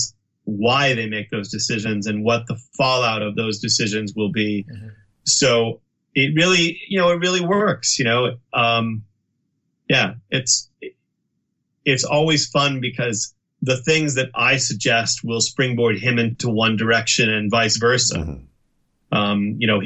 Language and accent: English; Boston, Massachusetts, United States; growing up in the Boston, Massachusetts area